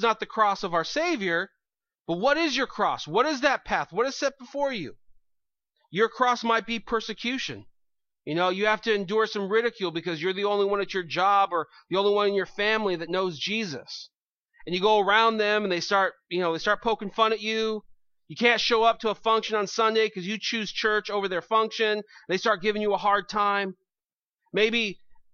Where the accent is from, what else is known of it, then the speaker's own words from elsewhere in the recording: United States; I'm an American